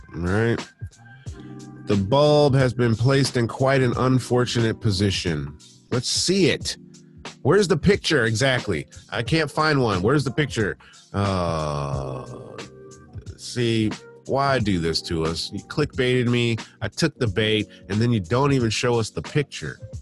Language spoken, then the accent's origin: English; Michigan, United States; moved away as an adult; now in United Kingdom; when I was a kid, when I grew up in Michigan, I lived in a townhouse